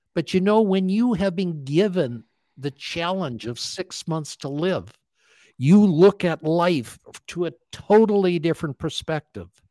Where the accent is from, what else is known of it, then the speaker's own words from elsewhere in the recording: Calgary, Alberta, Canada; I grew up in Calgary, Alberta, Canada